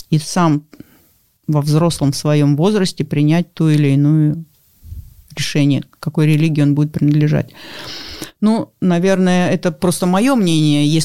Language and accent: Russian; Russia; born there; гордость за то, что я живу в России, я родилась в России.